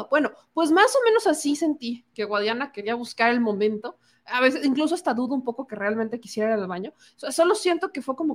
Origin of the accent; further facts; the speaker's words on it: Coahuila, Mexico; Si son de Coahuila, pónganme aquí, yo soy de Coahuila y el debate ganó tal o no me gustó o lo que ustedes quieran.